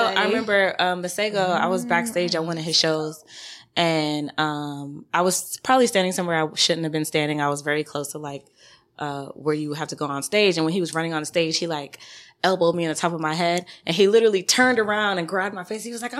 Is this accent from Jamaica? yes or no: yes; Jamaica; I'm also Jamaican, so I listen to a lot of reggae.